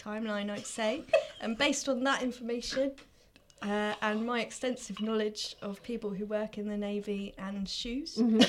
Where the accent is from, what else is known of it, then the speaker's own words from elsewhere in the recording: London, United Kingdom; I'm from London.